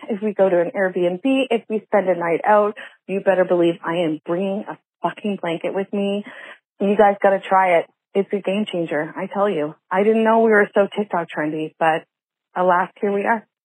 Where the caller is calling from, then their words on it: Halifax, Nova Scotia, Canada; I am calling from Halifax, Nova Scotia.